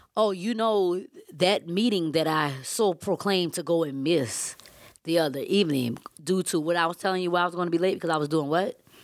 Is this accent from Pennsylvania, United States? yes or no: no; Savannah, Georgia, United States; I'm from Savannah, Georgia